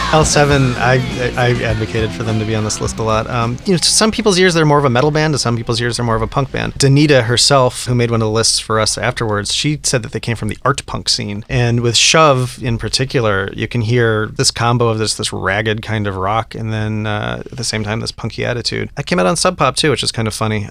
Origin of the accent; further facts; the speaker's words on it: Colorado, United States; I grew up in Colorado